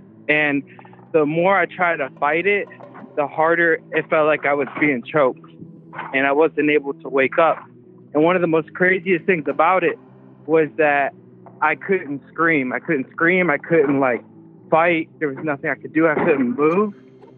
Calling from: Florida, United States; I'm calling from Florida.

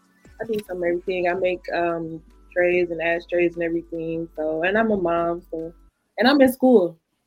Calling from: Detroit, Michigan, United States; I'm checking in from Detroit.

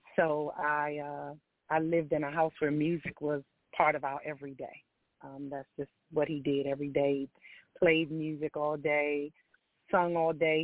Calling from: DMV area, Maryland, United States; also born or lived in Washington, D.C.; I am calling from Maryland, um, in the DMV area

